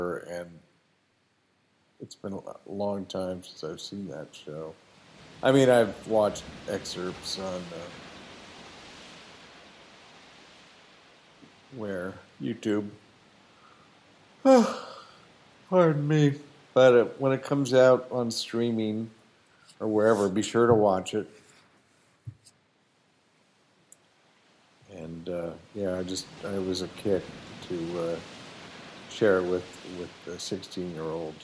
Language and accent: English; Berkeley, California, United States; we grew up in Berkeley in the 60s.